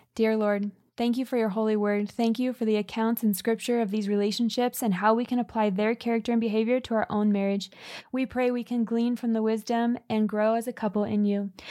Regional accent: California, United States; We grew up in California

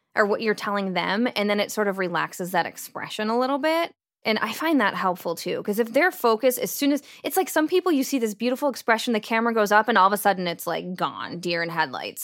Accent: United States; accent: American; my American accent.

